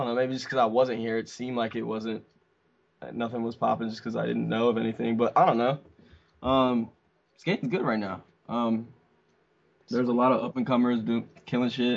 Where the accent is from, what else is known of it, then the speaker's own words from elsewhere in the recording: Canada; we're Canadian